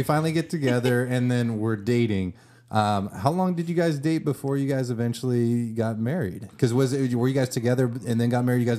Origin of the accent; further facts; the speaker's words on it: Livermore, California, United States; I grew up in Livermore.